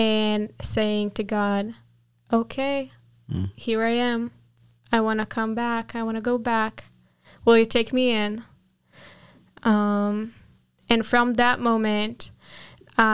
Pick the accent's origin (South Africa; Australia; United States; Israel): Israel; Nes Harim, Jerusalem District; first language Hebrew; English is a second language; I grew up in Jerusalem, the most, like in a village next to Jerusalem, but I lived my whole life in this area of Jerusalem